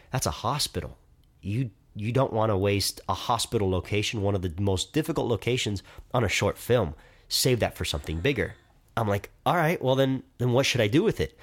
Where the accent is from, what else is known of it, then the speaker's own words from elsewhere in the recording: Miami, Florida, United States; I'm twenty-three years old. I'm from Miami